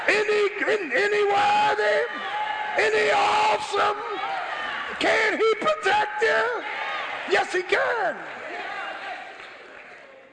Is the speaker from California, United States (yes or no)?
no; Philadelphia, Pennsylvania, United States; moved away as an adult; I grew up in South Philly. First 17 years of my life. Went to South Philadelphia High, graduated, went in the military